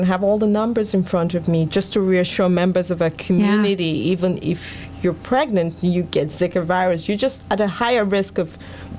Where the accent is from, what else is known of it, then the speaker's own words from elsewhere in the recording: Houston, Texas, United States; So my disclaimer is I came from Houston, Texas, and I'm hearing there are a lot of ticks.